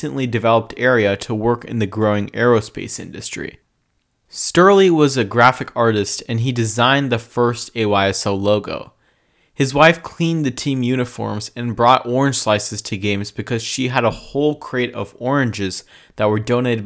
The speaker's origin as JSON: {"language": "English", "region": "California", "country": "United States", "said": "my home state of California"}